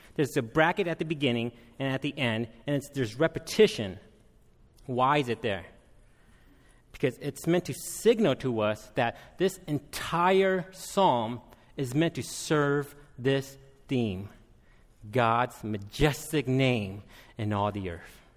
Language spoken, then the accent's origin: English; United States; also born or lived in Minneapolis, Minnesota; I am Hmong American